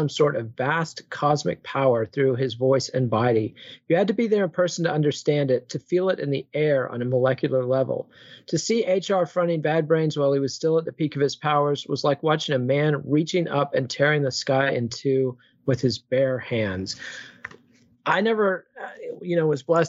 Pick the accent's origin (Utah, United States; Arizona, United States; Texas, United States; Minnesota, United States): Texas, United States; Austin; I'm from Austin